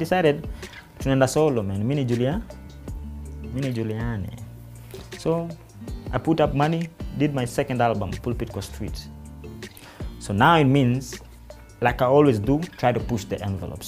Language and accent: English; Nairobi, Kenya; we were growing up in Dandora